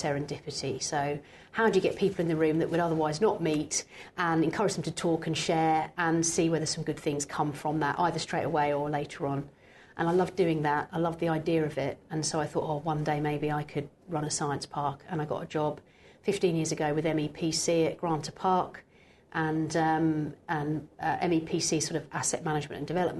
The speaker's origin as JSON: {"language": "English", "area": "Cambridgeshire", "region": "East of England", "country": "United Kingdom", "tie": "born or raised there", "said": "I'm from Cambridgeshire, where I grew up"}